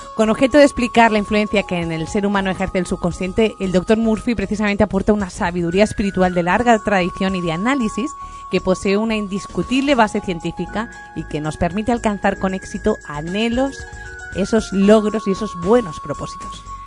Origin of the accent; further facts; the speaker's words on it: Spain; aquí en España